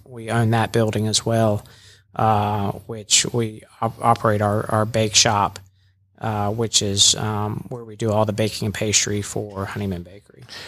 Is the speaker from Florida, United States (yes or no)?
yes; Jacksonville, Florida, United States; also born or lived in Birmingham, Alabama; now in Rome, Georgia, United States; I'm originally from Jacksonville, Florida